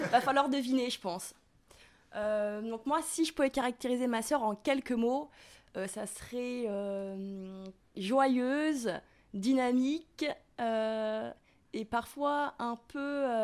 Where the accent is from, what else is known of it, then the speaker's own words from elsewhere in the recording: Paris, Île-de-France, France; On vient de Paris. On est né à Paris et puis ça fait euh, bientôt 25 ans qu'on y vit.